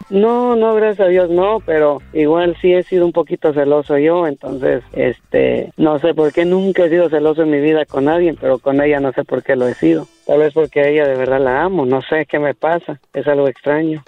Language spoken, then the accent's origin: Spanish; Puebla, Mexico; moved away; nací en Puebla